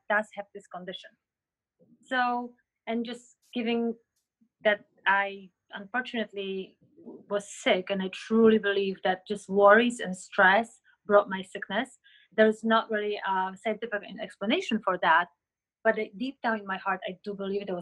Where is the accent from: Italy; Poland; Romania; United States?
Poland; moved away; I was born in Poland